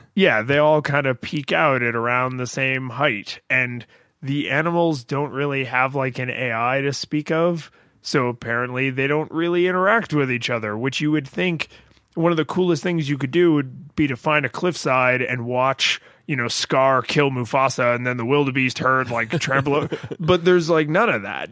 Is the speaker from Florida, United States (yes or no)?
yes; Florida, United States; a normal occurrence growing up in Florida